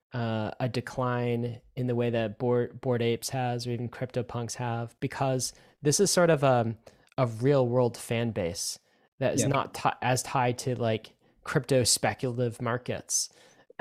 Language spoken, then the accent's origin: English; Toronto, Ontario, Canada; I grew up in Canada in the Toronto area